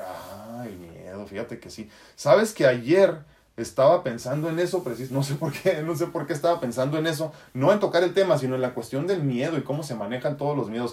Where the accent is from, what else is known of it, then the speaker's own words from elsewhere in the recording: Tijuana, Baja California, Mexico; accent: norteño; also born or lived in San Diego, California, United States; yo he vivido toda mi vida entre San Diego y Tijuana. Digo, si eso te sirve, ¿no? San Diego, California, y Tijuana, Baja California, México, Estados Unidos. Por eso tengo un acento norteñón